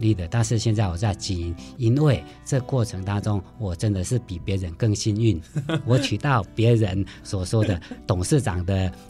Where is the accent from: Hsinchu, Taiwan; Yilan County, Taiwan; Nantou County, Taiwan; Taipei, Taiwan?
Nantou County, Taiwan; Sun Moon Lake; 我的故乡在南投日月潭。